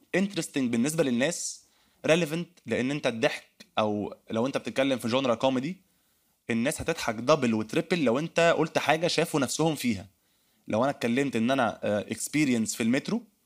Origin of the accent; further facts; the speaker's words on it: Egypt; accent: Egyptian; لكنتنا المصريه